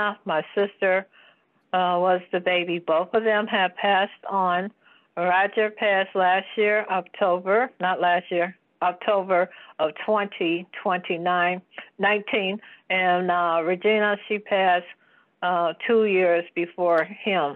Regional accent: Detroit, Michigan, United States; also born or lived in Highland Park, Michigan; I was not born in Detroit. I was born in Highland Park, Michigan.

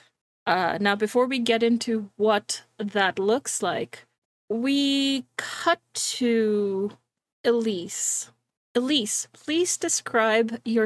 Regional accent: Canada; I'm Canadian

